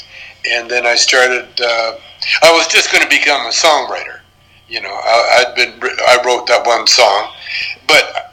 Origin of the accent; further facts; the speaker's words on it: Canada; moved away as an adult; as a Canadian, working in the United States